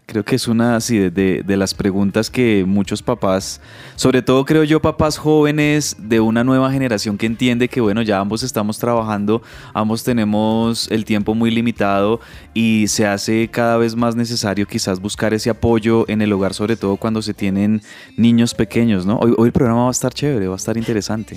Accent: Colombia; en un país como nosotros, en Colombia

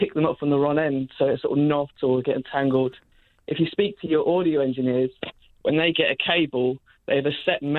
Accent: Kidderminster, West Midlands, United Kingdom; I'm also from Kidderminster.

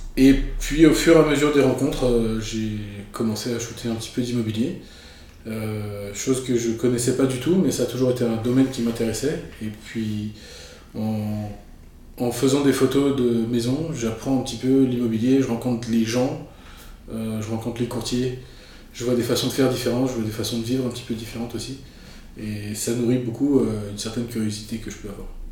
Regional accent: Paris, Île-de-France, France; moved away as an adult; also born or lived in Marseille; now in Montreal, Canada; je suis de, je suis de la France. Je suis né à Marseille, dans le sud de la France. Euh, J'étais élevé à Paris et je suis arrivé au Québec en 2008

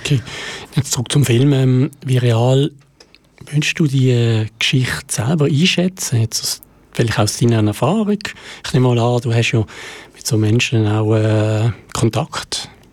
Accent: Basel-Landschaft, Switzerland; in meiner Heimat stattfindet, nämlich der Jugendprojektwettbewerb vom Kanton Basel-Land

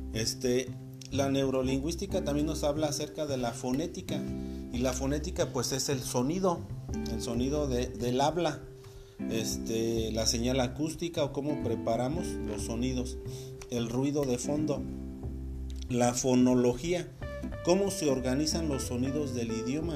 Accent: Mexico; aquí nosotros en México podemos decir, ah, pues es que hablamos español

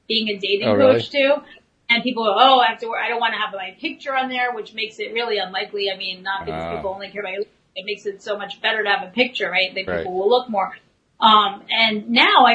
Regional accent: New York, United States; also born or lived in Media, Pennsylvania; I'm a New Yorker.

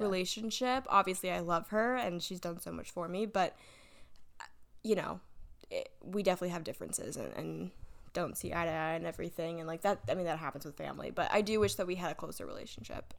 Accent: Davidson, North Carolina, United States; also born or lived in Michigan / Huntersville / Cornelius; now in Charlotte, United States; I grew up in Davidson.

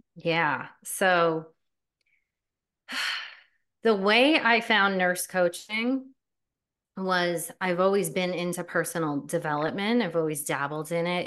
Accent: New Jersey, United States; I was born and raised in New Jersey

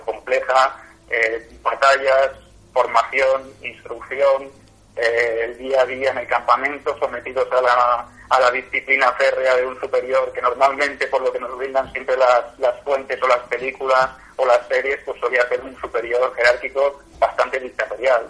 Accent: Catalonia, Spain; soy catalán de la tierra

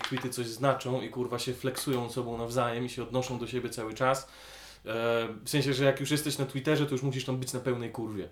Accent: Grudziądz, Kuyavian-Pomeranian Voivodeship, Poland; moved away; also born or lived in Poznań; ja nie pochodzę z Grudziądza, nie wstydzę się swojego pochodzenia. Zdaję sobie sprawy z wad tego miasta

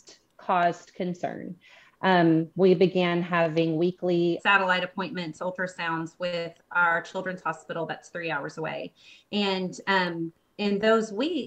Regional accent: Bentonville, Arkansas, United States; We are from Bentonville, Arkansas, which is very far from you guys

